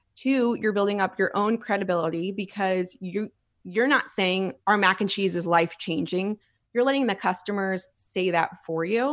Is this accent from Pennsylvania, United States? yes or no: yes; Philadelphia, Pennsylvania, United States; now in Texas, United States; I'm from Philly